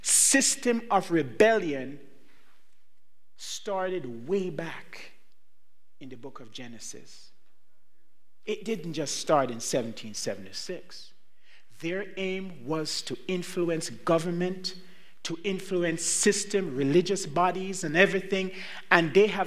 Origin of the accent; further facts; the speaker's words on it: Jamaica; born there; I was not born in the United States. Neither was I born in Canada. I was born in Jamaica.